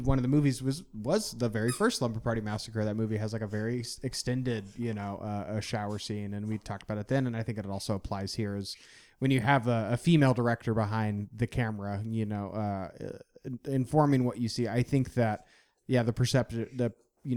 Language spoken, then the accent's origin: English; Indiana, United States; I'm from Indiana